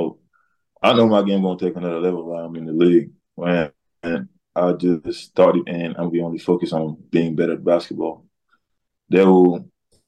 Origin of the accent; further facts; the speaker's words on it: Senegal; moved away; also born or lived in Washington State; I'm coming from Wazoo in Senegal.